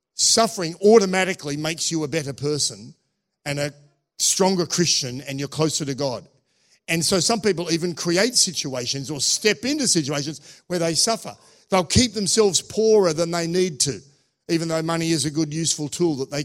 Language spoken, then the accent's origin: English; Australia; moved away; also born or lived in Russia; I was from Australia